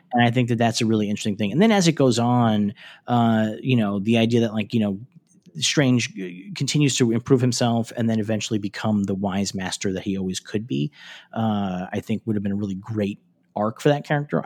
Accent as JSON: {"language": "English", "town": "New York City", "region": "New York", "country": "United States", "tie": "born or raised there", "moved": "as an adult", "lives_now": "Los Angeles, United States", "said": "grew up in New York City and lived in New York City"}